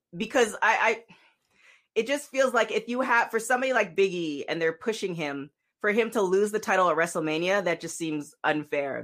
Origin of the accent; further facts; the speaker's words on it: Toronto, Ontario, Canada; now in Los Angeles, United States; Toronto, born